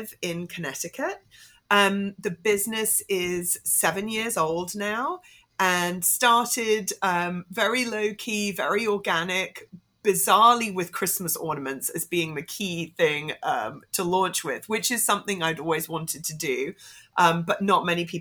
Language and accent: English; Hong Kong; I grew up in Hong Kong.